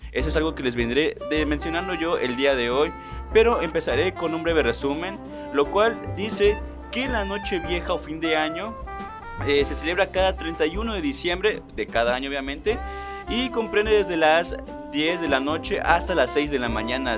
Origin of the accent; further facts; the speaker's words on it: Mexico; nosotros como los mexicanos